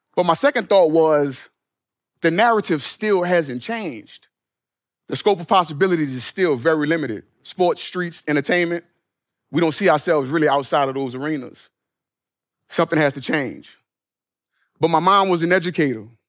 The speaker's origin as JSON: {"language": "English", "town": "New Orleans", "region": "Louisiana", "country": "United States", "tie": "born or raised there", "said": "my hometown of New Orleans"}